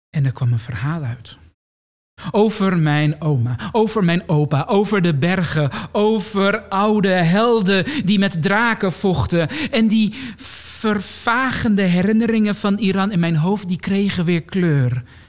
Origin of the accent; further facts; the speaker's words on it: Amsterdam, North Holland, Netherlands; appartementje in de Jordaan. Ehm, niet het nieuwe, dure Jordaan van nu